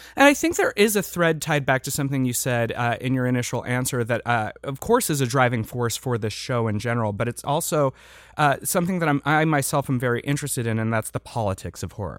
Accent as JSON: {"language": "English", "region": "Midwest", "country": "United States", "tie": "born or raised there", "moved": "yes", "lives_now": "Los Angeles, United States", "said": "growing up in the Midwest"}